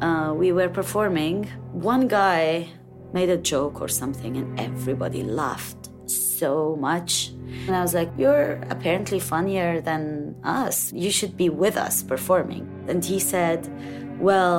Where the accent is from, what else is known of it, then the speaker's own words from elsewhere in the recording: Lebanon; moved away; I grew up during war in Lebanon